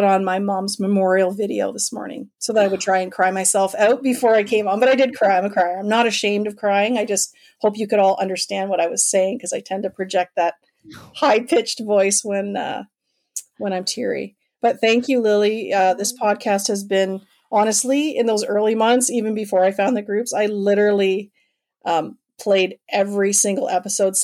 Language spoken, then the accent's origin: English; Canada